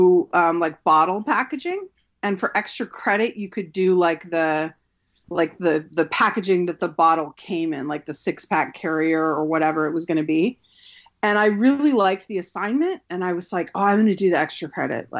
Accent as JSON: {"language": "English", "region": "California", "country": "United States", "also_born_or_lived": "Utah / Arizona", "moved": "yes", "said": "I'm from originally California. At the time that I went to college, I was living in Utah."}